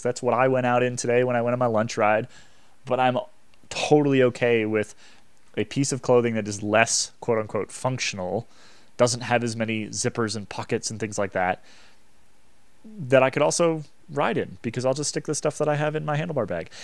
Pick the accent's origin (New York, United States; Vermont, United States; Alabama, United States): Vermont, United States; I grew up in Vermont, which is a, just so cold and so miserable all the time